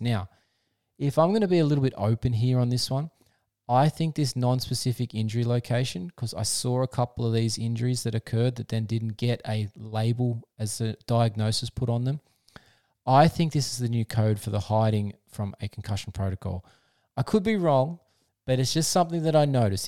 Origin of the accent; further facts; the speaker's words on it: Australia; I'm an Aussie